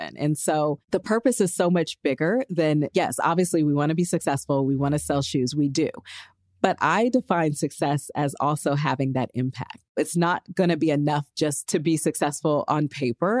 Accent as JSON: {"language": "English", "town": "Los Angeles", "region": "California", "country": "United States", "tie": "born or raised there", "said": "my hometown, Los Angeles."}